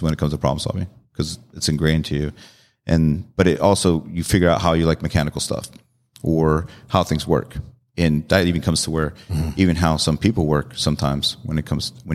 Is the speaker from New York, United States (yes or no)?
no; San Diego, California, United States; Grew up in San Diego and born and raised in California.